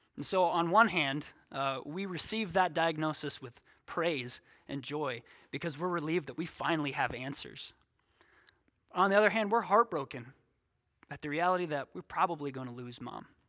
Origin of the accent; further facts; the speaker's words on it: six miles from Sioux Falls, South Dakota, United States; now in Sioux Falls, United States; God saw fit to plant me here six miles from my hometown.